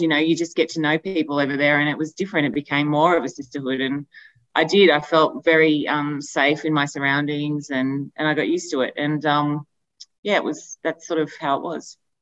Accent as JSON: {"language": "English", "town": "Albury", "region": "New South Wales", "country": "Australia", "said": "we're from Albury"}